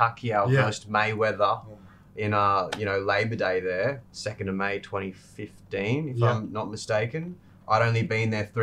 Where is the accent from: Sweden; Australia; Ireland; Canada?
Australia; I'm Aussie.